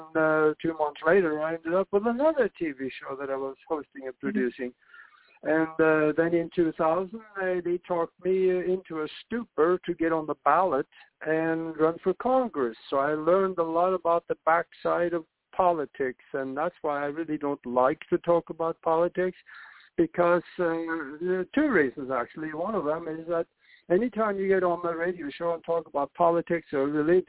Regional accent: Norway; moved away as an adult; now in United States; I grew up in Norway, and I came to the United States to go to flight schools

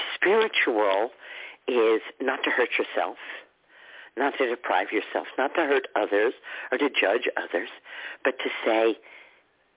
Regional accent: Texas, United States; I grew up in Texas with holy rollers and snake

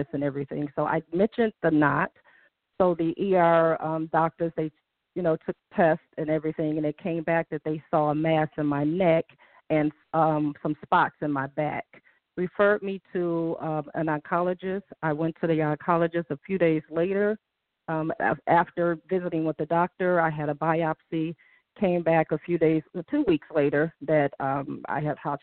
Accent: Detroit, Michigan, United States; I'm from Detroit.

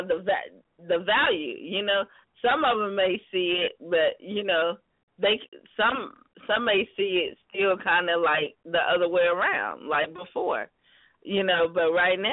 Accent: South Carolina, United States; moved away; I'm originally from South Carolina.

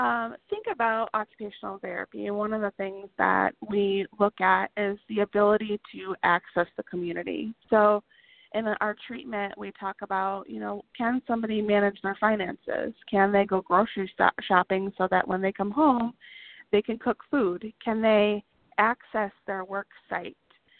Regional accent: Michigan, United States; We're from Michigan, so we have snow just like you do in Minnesota.

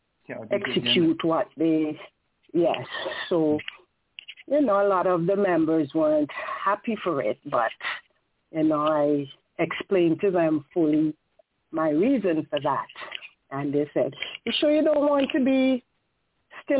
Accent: Saint George, Antigua & Barbuda; moved away; also born or lived in Grace Green, Antigua / United States; I'm from the Grace Green community, but I was raised in the St. George's community, which is Pickett's Village, that I migrated to the U.S.

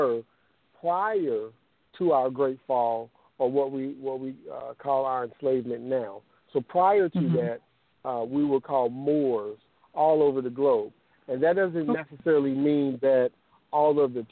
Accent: Kansas City, Missouri, United States; moved away as an adult; now in Oakland, United States; I'm originally, you know, I hail from Kansas City, Missouri. I'm in the Oakland, California area.

